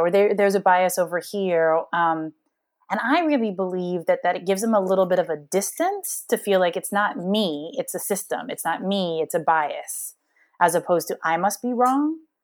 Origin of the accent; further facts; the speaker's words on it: Hawaii, United States; moved away; I'm a black kid that grew up in, in Hawaii